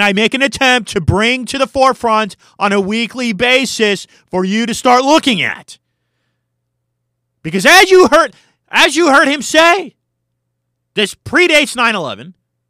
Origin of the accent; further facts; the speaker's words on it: Oakland, California, United States; when I was a kid growing up in Oakland, California